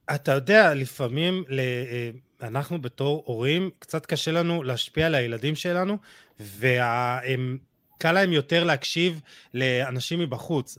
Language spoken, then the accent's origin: Hebrew; Israel